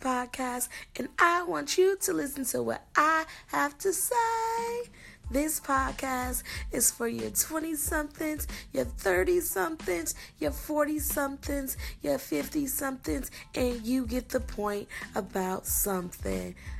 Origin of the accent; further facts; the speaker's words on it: Milwaukee, Wisconsin, United States; moved away as an adult; now in Goodyear, United States; I'm originally from Milwaukee, Wisconsin, but I currently live in Goodyear, Arizona, and I've lived here for approximately 13 years.